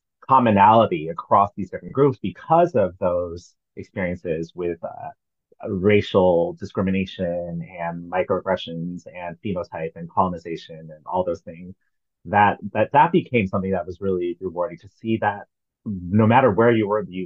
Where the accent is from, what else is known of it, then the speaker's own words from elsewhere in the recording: Northern California, United States; moved away as an adult; also born or lived in Michigan; now in New York, United States; I was born and raised in California. I moved to I was born in Northern California. I moved to Southern California for college. I then moved to Michigan for my master's degree, and then to New York for my doctorate.